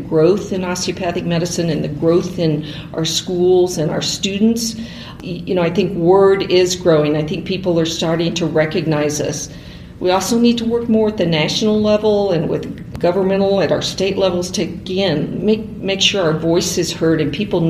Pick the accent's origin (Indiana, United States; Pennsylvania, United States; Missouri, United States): Missouri, United States; Kirksville; I grew up in Kirksville